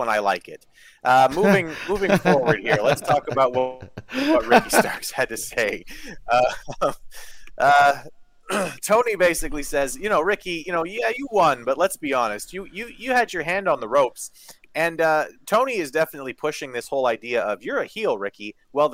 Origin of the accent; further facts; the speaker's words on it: Canada; As a Canadian